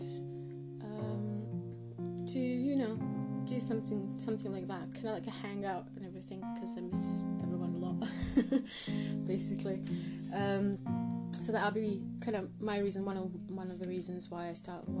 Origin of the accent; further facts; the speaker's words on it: Croatia; now in United Kingdom; I'm in the UK, and I'm originally from Croatia